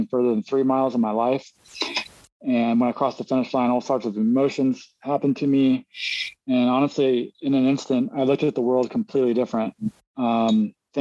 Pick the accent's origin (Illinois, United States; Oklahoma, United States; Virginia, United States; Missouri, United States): Missouri, United States; Kearney; moved away as an adult; also born or lived in Philadelphia; now in Mendocino, United States; I was born and raised in Kansas City, Missouri, okay. In a small town. Outside of it's called Kearney, Missouri.